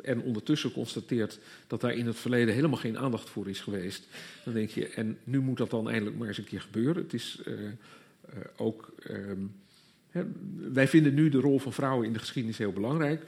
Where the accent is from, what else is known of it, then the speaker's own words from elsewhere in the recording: Groningen, Netherlands; moved away; also born or lived in Leiden; ik kom zelf niet uit Gelder, ik kom uit Groningen, maar ook zo'n gebied waar je op een zeker moment ineens ontdekt dat je wel al jarenlang op school gehoord hebt over de graven van Holland, maar dat notabene in het gebied waar je zelf vandaan komt